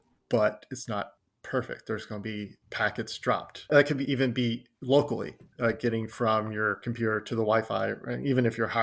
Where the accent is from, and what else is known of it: Texas, United States; accent: southern; also born or lived in Philadelphia